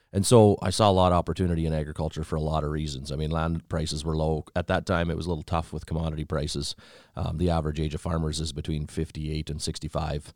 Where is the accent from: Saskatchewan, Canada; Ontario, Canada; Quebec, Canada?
Saskatchewan, Canada; Fairlight; from Southeast Saskatchewan, a little town by the name of Fairlight, actually.